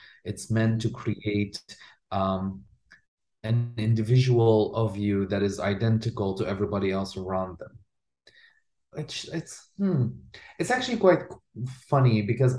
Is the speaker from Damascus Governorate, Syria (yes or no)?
yes; Damascus, Damascus Governorate, Syria; moved away; So back in the 90s, when I grew up in Damascus